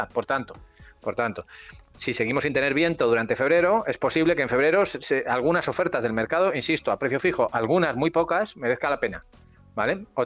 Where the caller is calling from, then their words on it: Alcalá de Guadaíra, Andalusia, Spain; Buenos días … de Alcalá de Guadaira.